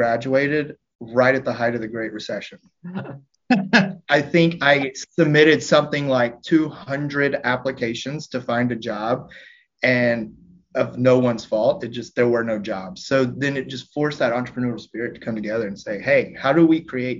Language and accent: English; Oxford, Mississippi, United States; moved away as an adult; now in Nashville, United States; I grew up in Oxford, Mississippi, and slowly made the trek up to Nashville